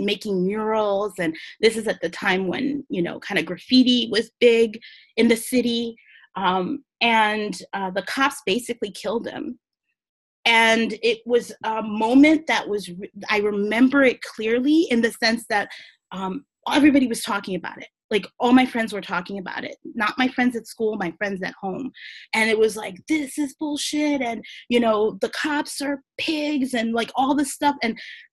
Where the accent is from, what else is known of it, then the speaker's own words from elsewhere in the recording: New York City, New York, United States; I grew up on the Lower East Side